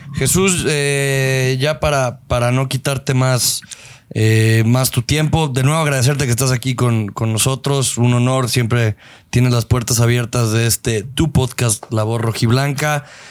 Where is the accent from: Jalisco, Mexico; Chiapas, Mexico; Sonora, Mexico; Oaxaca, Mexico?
Jalisco, Mexico; Guadalajara; tú y yo que crecimos y nos enamoramos de las chivas en el Jalisco y que nosotros tenemos una conexión, nosotros como tapatíos